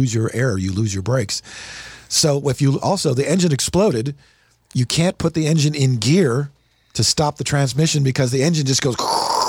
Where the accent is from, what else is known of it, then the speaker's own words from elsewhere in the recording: Evanston, Illinois, United States; moved away; I was born in Evanston.